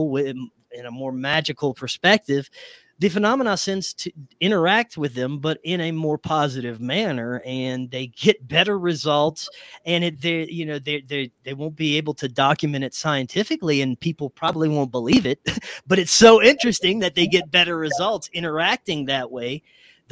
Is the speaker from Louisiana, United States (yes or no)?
yes; Louisiana, United States; my hometown or my home state of Louisiana